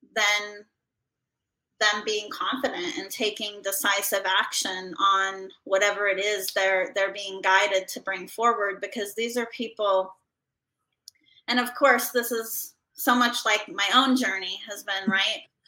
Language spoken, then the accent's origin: English; Idaho, United States; moved away; I grew up in Idaho